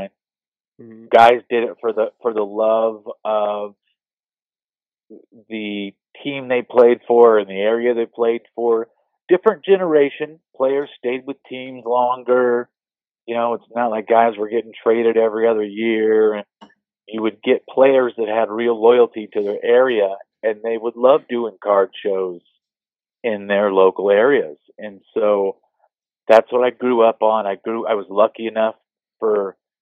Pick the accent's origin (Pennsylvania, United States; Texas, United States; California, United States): California, United States; Bay Area; moved away as an adult; I grew up in the Bay Area.